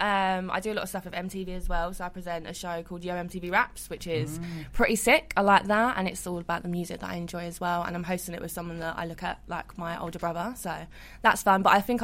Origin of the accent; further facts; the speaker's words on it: London, United Kingdom; also born or lived in Peckham / Lewisham / Eltham / Lee; I grew up in South.